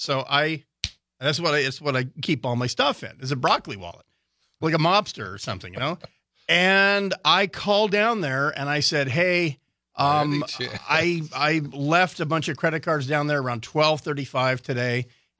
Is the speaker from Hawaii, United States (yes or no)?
yes; Hawaii, United States; I always go to it for certain foods that I grew up with in Hawaii